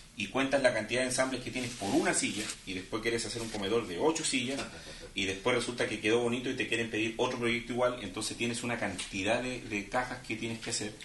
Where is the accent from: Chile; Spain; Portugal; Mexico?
Chile; en mi caso, que vengo desde Chile